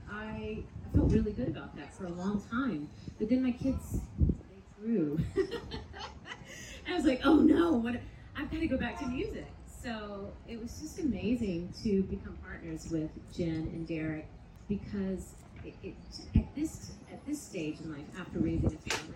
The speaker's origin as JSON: {"language": "English", "region": "Indiana", "country": "United States", "also_born_or_lived": "Chicago", "moved": "as an adult", "said": "I'm from Indiana. You asked where we're from. I'm a Hoosier, but I moved away from Indiana very quickly when I was 18."}